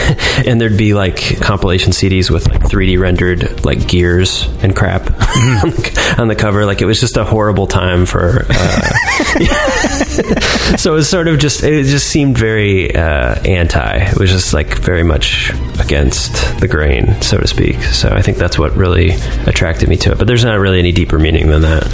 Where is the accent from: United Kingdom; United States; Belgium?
United States; Cleveland, Ohio; I grew up in Cleveland, Ohio.